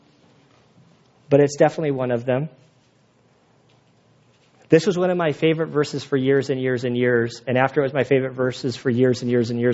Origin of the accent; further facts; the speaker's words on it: United States; I'm an American